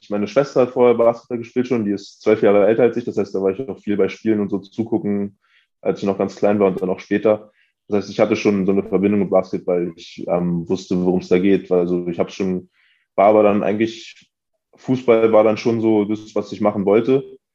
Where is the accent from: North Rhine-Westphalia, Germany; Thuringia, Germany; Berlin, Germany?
Berlin, Germany; ich bin in Wilhelmsruh aufgewachsen. Das ist ähm, in Pankow, aber so ein bisschen, ähm, bisschen weiter draußen gelegen, würde ich sagen.